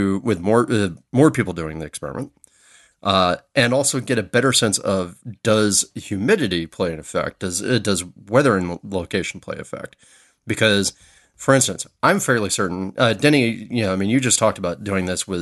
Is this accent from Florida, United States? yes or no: yes; Florida, United States; now in Southern California, United States; my home state of Florida